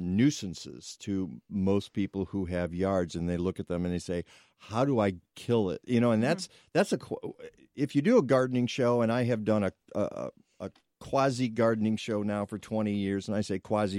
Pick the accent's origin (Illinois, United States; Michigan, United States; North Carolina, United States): Michigan, United States; Detroit; I'm suburbs of Detroit